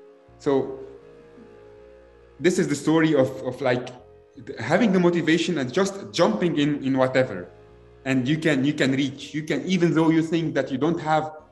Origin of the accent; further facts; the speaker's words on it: Lebanon; English is a second language; moved away; I come from Lebanon.